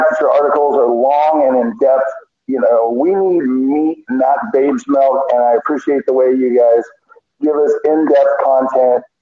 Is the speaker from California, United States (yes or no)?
yes; Southern California, United States; I'm 53, so I've been a fan since the early 70s when my stepfather introduced me to it. I had a Mexican stepfather, growing up in Southern California